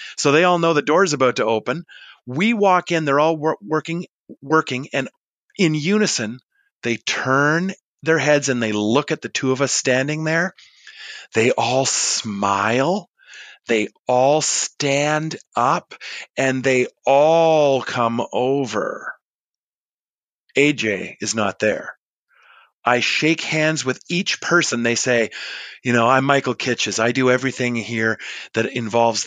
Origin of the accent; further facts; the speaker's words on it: Canada; yeah, I am